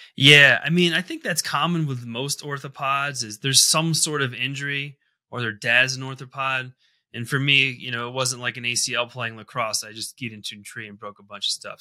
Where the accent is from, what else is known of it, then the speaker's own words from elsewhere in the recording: Connecticut, United States; moved away as an adult; now in Colorado, United States; I grew up in the Northeast in Connecticut, kind of tri-state area.